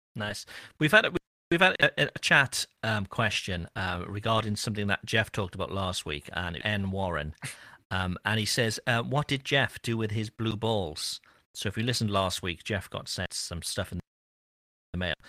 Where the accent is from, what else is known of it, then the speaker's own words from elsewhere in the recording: Cardiff, Wales, United Kingdom; I'm from Cardiff, which is the city where everybody speaks English